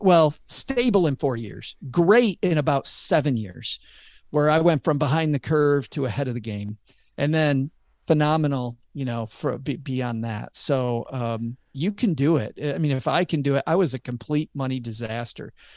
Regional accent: Michigan, United States; I'm from Michigan

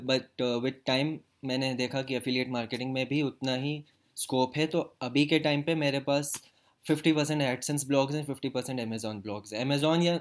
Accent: Jeddah, Makkah Province, Saudi Arabia; moved away as an adult; also born or lived in Bhopal, India; now in India; भोपाल में तो एक साल भी नहीं हुआ था एंड में हम लोग मूव कर गए थे सऊदी अरब में जद्दा सिटी का नाम है वहाँ पे तो मेरा मेरा पूरा बचपन सऊदी अरब में गया मतलब मैं एटीन ईयर्स सऊदी अरब में रहा

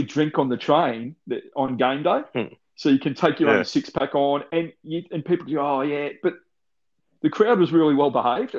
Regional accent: Melbourne, Victoria, Australia; when I grew up in Melbourne

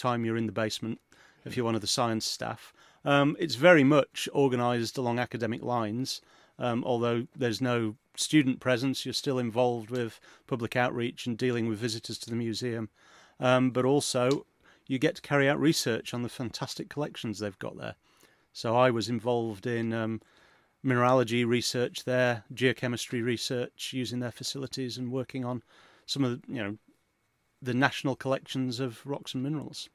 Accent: Yorkshire and the Humber, United Kingdom; I grew up in Yorkshire

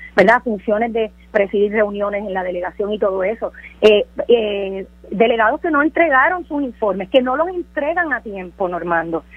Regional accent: Utuado, Puerto Rico; Nosotros somos boricua y además somos utuadeños

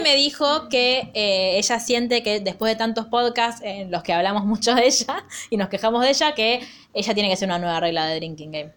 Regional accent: Argentina; me encanta ser argentina

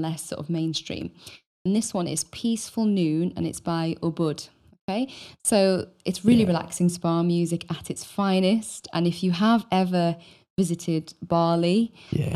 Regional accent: Wales, United Kingdom; born or raised there

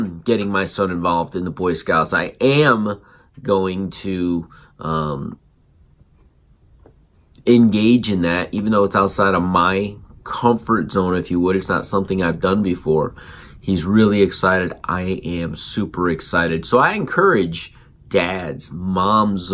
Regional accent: South Florida, United States; also born or lived in Connecticut; growing up in South Florida on a beach after we left Connecticut

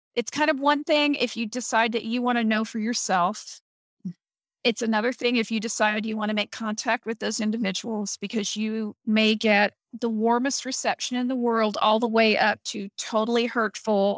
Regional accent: Missouri, United States; now in Ohio, United States; I was born in Missouri

